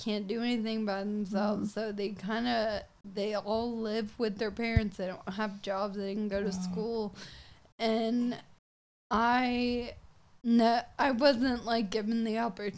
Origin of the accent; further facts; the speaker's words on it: Franklin, United States; I'm from Franklin